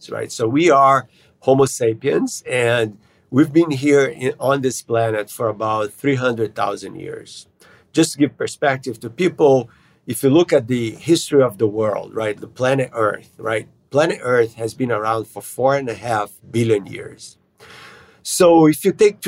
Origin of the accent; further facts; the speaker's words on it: Brazil; moved away; I grew up in Brazil